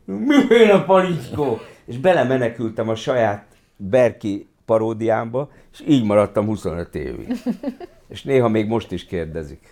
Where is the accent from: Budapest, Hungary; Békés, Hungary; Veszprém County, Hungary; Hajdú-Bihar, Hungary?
Budapest, Hungary; also born or lived in Kaposvár; ott nőttem föl a színház mellett